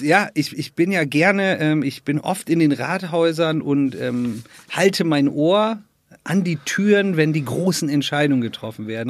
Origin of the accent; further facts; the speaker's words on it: Northern Germany, Germany; moved away; ich komme aus Norddeutschland